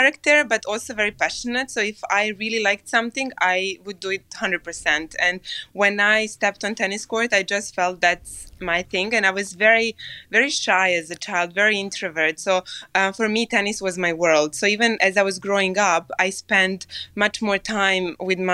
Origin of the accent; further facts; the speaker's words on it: Serbia; moved away; I came from Serbia